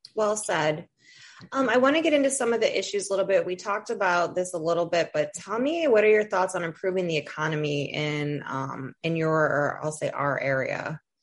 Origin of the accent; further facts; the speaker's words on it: Toledo, Ohio, United States; moved away; I'm from Toledo. I don't live in Toledo anymore